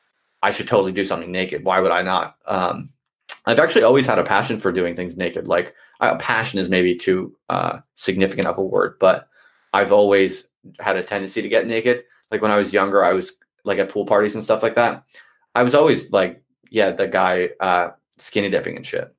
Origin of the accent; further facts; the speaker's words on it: United States; moved away as an adult; now in United Kingdom; I'm from America